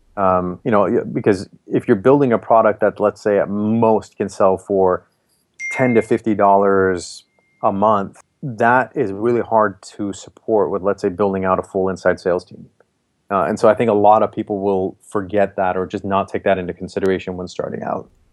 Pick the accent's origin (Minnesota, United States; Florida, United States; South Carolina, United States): Minnesota, United States; moved away as an adult; also born or lived in Boston; now in Bay Area, United States; I grew up in Minnesota, went to school in Boston